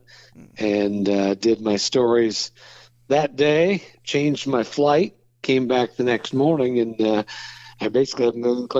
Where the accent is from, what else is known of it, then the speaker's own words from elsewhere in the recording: Waynesville, Ohio, United States; I'm from Waynesville